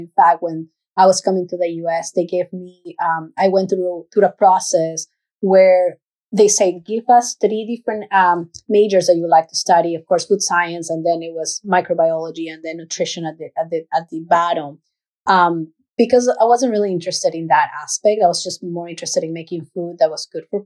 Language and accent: English; Manta, Manabí, Ecuador; now in California, United States; I'm originally from Ecuador. And then I'm from a coastal city called Manta.